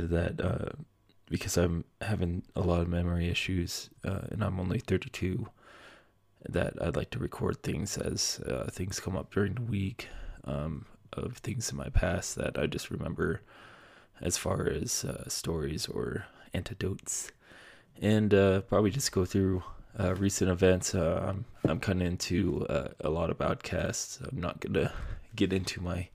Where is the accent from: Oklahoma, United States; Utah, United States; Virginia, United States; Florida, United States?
Utah, United States; now in Colorado, United States; move back to my home state of Utah